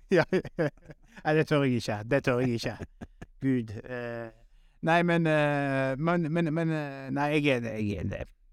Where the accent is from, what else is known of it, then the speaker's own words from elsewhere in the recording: Western Norway, Norway; now in Oslo, Norway; som vestlending